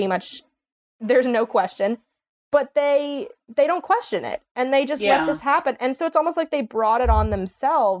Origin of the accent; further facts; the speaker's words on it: East Coast, United States; I'm from the East Coast